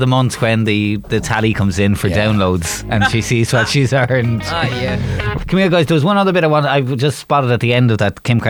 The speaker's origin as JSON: {"language": "English", "town": "Waterford", "region": "Munster", "country": "Ireland", "said": "I'm from Waterford."}